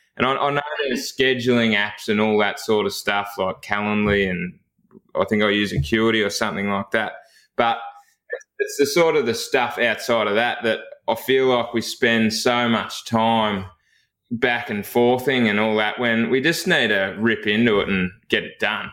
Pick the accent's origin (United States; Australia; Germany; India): Australia; Chewton, Victoria; I actually grew up in a, a, town called Chewton, which is about eight kilometres from Castlemaine